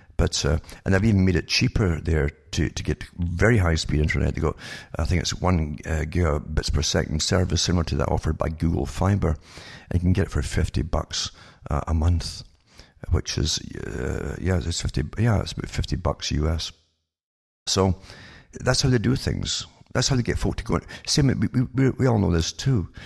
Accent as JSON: {"language": "English", "country": "United Kingdom", "tie": "born or raised there", "moved": "yes", "said": "I was brought up in Britain"}